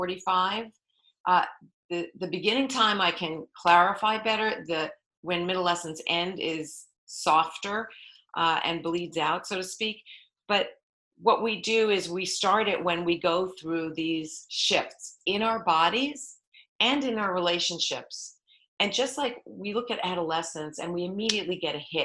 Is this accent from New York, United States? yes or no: yes; New York, United States; moved away as an adult; now in California, United States; I am from New York. You asked where I am from originally. I've now lived in California for 35 years